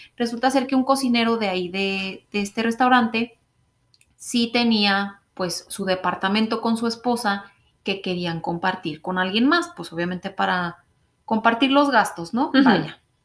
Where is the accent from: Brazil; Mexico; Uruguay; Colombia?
Mexico; moved away as an adult; now in Canada; nosotras mexicanas